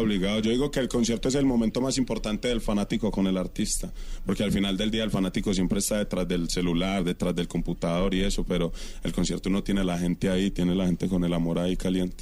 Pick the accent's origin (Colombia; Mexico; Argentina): Colombia; moved away as an adult; also born or lived in Curaçao; me fui por fuera de Colombia porque pues la situación en Colombia estaba un poquito complicada para mí como, como joven